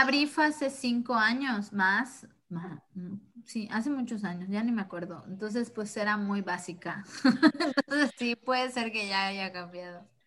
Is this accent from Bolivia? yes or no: no; Mexico